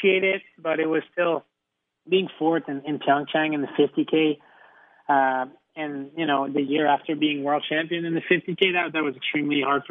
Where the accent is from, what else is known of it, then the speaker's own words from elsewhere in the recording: Mont-Sainte-Anne, Quebec, Canada; growing up in Mont-Saint-Anne